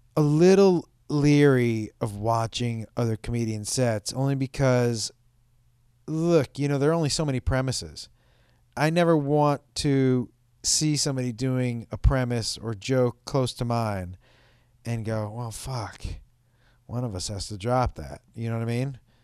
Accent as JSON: {"language": "English", "town": "Boston", "region": "Massachusetts", "country": "United States", "said": "I'm from Boston"}